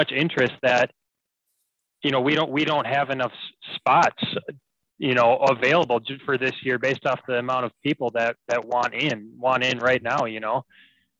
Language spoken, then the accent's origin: English; Minneapolis, Minnesota, United States; moved away as an adult; now in Bemidji, United States; I'm from the Twin Cities.